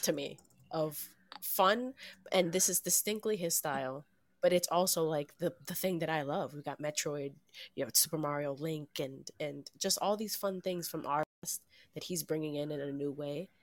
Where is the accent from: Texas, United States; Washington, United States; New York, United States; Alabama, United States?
New York, United States; New York City; now in Long Island, United States; I was born in the Bronx. I live in Long Island now